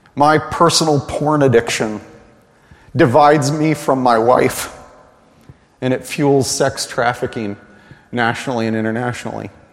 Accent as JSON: {"language": "English", "country": "United States", "said": "we, as American evangelicals"}